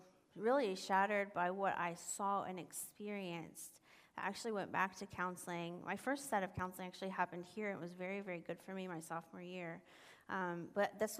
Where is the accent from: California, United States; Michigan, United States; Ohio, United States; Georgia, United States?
Ohio, United States; Columbus; my hometown of Columbus, Ohio